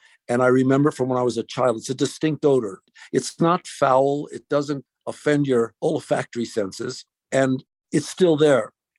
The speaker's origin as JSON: {"language": "English", "town": "Raton", "region": "New Mexico", "country": "United States", "tie": "born or raised there", "said": "It was basically my brother and myself were the only two Jewish kids in the Raton school system."}